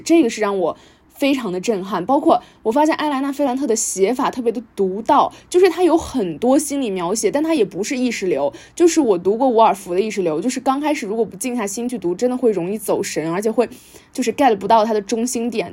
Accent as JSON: {"language": "Chinese", "town": "Taiyuan", "region": "Shanxi", "country": "China", "also_born_or_lived": "United States", "moved": "yes", "said": "我是来自山西太原的一位十八岁的读者"}